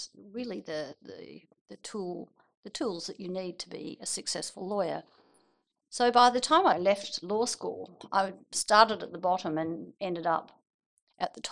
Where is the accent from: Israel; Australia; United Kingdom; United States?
Australia; Geraldton, Western Australia; also born or lived in Perth; I grew up in Geraldton and went to school there.